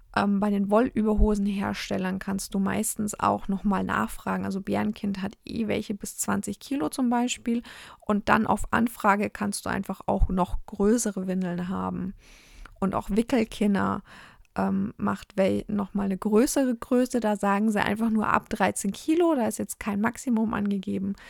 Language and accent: German; Germany; bei uns in Deutschland